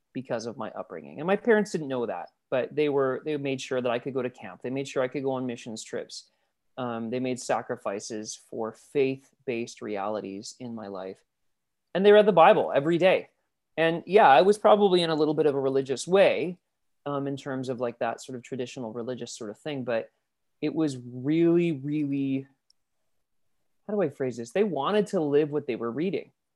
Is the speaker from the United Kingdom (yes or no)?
no; Abbotsford, British Columbia, Canada; Abbotsford, B C